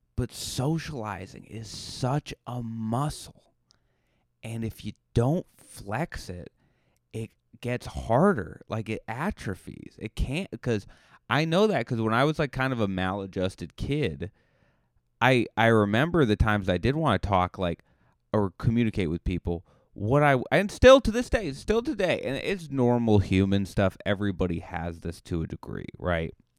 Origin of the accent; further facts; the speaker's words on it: Cape Cod, Massachusetts, United States; now in Los Angeles, United States; you say Cape Cod, they're like, "Where is that?" And you just go, "Oh, it's near Boston."